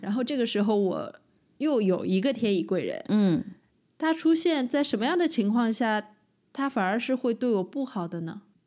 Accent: Shanghai, China; accent: Shanghainese; 我们上海话说翘脚

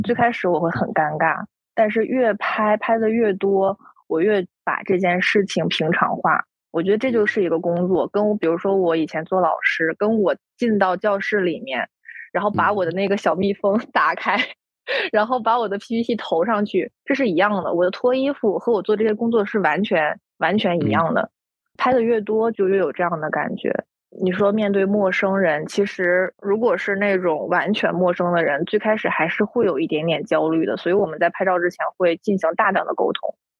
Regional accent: Northeast China, China; 我现在生活在东北嘛，是土生土长的东北人

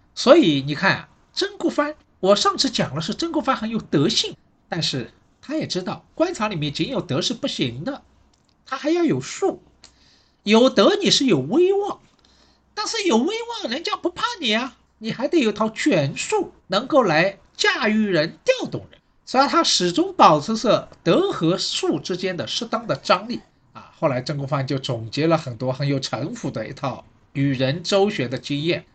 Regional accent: Shanghai, China; 我是上海人

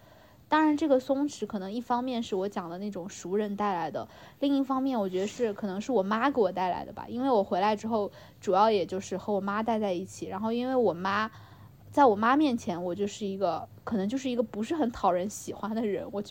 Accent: China; 然后像我这种在内陆长大的人，其实我就会更喜欢水，就是一些河啊、海啊、湖啊，尤其是海，就是像我们这种内陆，就是根本就很少见到

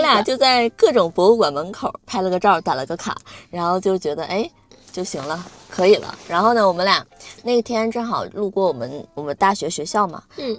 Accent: Northeast China, China; 虽然我是东北人

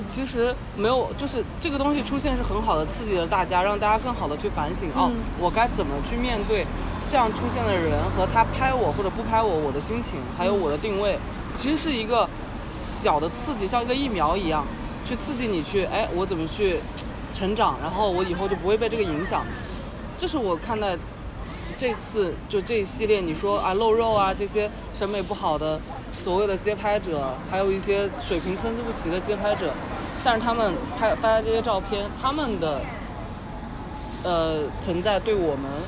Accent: China; 我们中国人

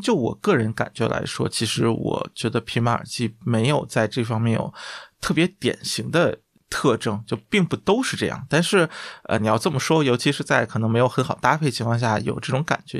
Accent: Guangdong, China; 就作为广东人，这个对粤菜

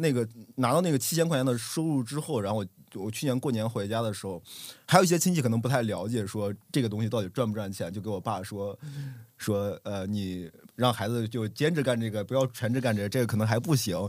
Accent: Xi'an, Shaanxi, China; now in Xiamen, China; 因为我他知道我从西安来到厦门

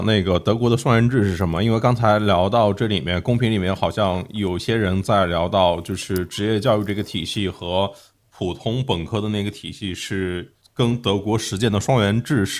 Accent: Jiangsu, China; 譬如我是江苏的那个，呃，我姐姐在小孩刚上初一的时候就开始考虑这个为担忧

